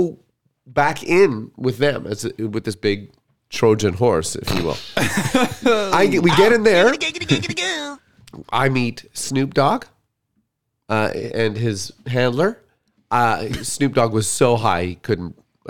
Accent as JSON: {"language": "English", "country": "Canada", "said": "We're from Canada."}